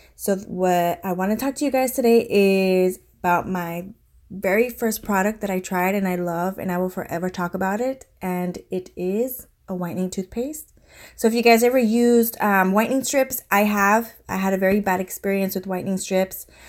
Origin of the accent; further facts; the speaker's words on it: San Diego, California, United States; moved away as an adult; also born or lived in Colorado Springs, Colorado; now in Virginia, United States; we are originally from San Diego, California